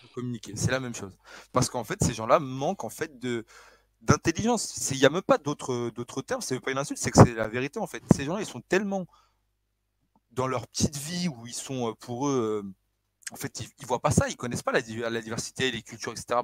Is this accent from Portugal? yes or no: yes; Northern Portugal, Portugal; je suis du Nord